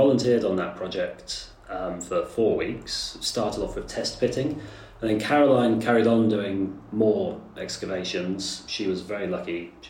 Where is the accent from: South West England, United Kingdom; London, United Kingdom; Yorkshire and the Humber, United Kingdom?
South West England, United Kingdom; Amesbury; moved away as an adult; also born or lived in Germany / Japan; When I was 9, we moved back to England, and I grew up on Countess Road in Amesbury in Wiltshire